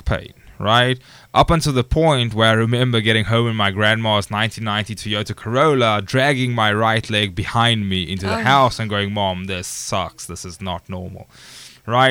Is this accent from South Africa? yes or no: yes; South Africa; moved away as an adult; also born or lived in Stellenbosch, South Africa; now in United States; Originally, I'm from South Africa